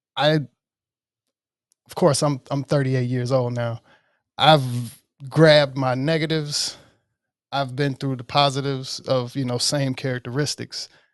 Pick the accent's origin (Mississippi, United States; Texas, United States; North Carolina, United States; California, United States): Mississippi, United States; Oxford; born in Oxford, Mississippi.